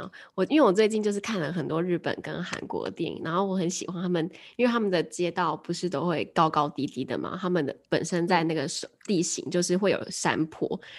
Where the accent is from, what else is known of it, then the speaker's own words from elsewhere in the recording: Taipei, Taiwan; 像我们台北这边